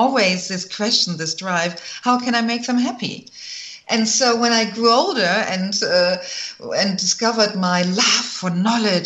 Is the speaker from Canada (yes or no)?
no; Germany; moved away as an adult; also born or lived in Michigan; I'm originally from Germany